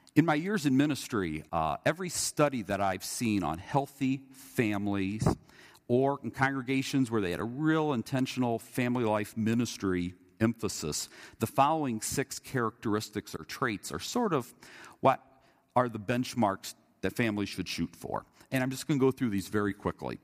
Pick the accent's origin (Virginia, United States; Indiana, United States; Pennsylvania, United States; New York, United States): Indiana, United States; growing up in Indiana